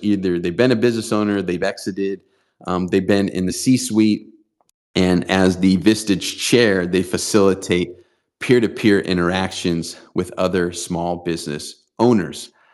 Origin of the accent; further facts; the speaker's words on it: San Diego, California, United States; here in my hometown of San Diego